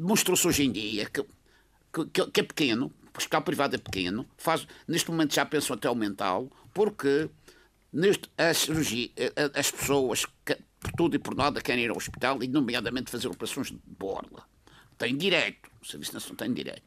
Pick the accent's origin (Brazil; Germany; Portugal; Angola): Portugal; como português